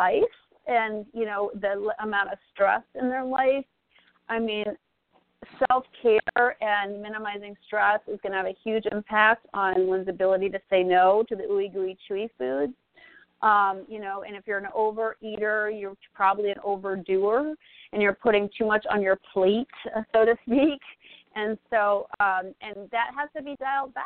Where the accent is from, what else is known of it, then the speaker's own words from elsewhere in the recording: Northeast, United States; I grew up in the Northeast